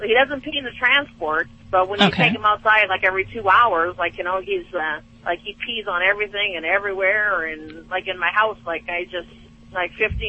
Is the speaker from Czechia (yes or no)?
no; Canada; now in Flagstaff, United States; I'm in Flagstaff, Arizona right now, but I'm out of Canada.